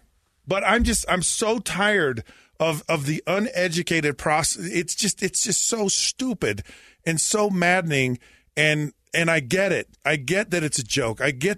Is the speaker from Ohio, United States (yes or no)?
no; Utah, United States; moved away as an adult; also born or lived in Florida; Look, I've lived a lot of places. I was born and raised in Utah.